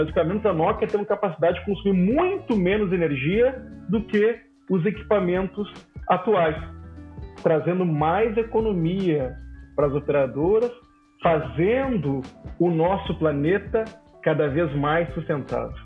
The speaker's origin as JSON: {"language": "Portuguese", "town": "Porto Alegre", "region": "Rio Grande do Sul", "country": "Brazil", "said": "eu sou de Porto Alegre, lá na CRT que é a Companhia Rio Grandense de Telecomunicações"}